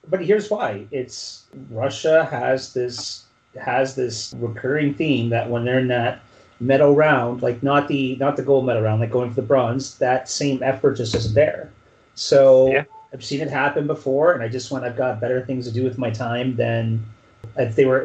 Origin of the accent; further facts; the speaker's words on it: Canada; as Canadian